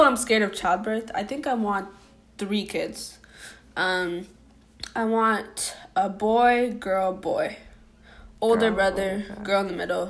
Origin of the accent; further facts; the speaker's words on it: Ireland; because I'm an Irish gal.